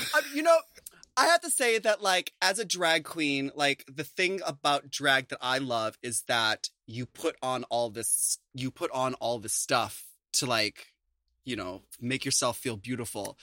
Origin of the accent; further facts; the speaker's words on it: United States; as an American